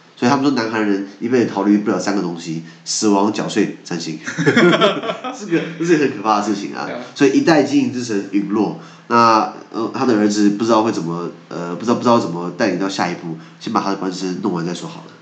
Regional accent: Taiwan; 我们离不开台湾

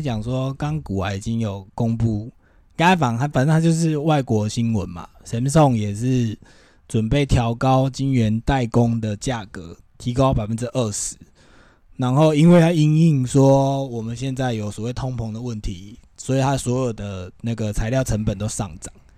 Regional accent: Taiwan; 我们台湾人

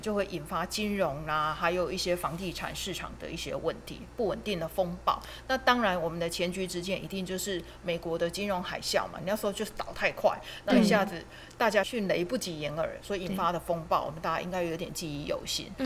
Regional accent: Taiwan; 我们台湾人，其实就是辛苦一辈子

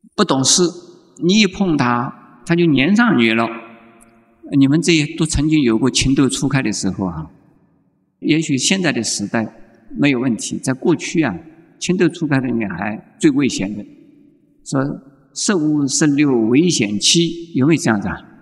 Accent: Taiwan; 现在我们台湾人呢，就是迷信的

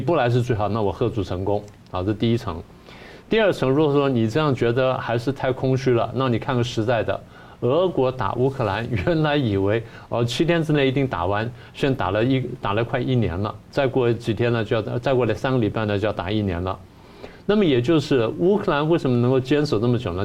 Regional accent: Taiwan; 我们台湾人

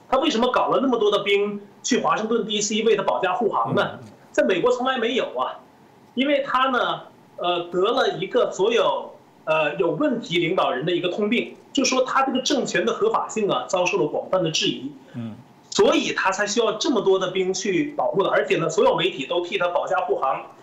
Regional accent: China; 我们中国人

